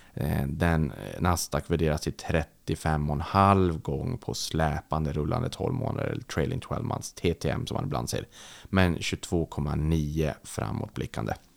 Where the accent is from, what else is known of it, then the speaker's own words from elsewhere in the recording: Sweden; när jag växte upp i Sverige